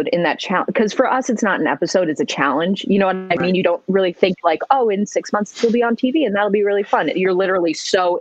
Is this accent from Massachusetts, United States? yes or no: yes; Massachusetts, United States; growing up in Massachusetts